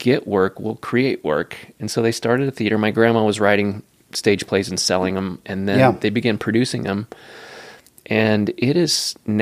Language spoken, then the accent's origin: English; Lake Forest, California, United States; moved away as an adult; also born or lived in Oklahoma; now in Salt Lake City, United States; Grew up in Southern California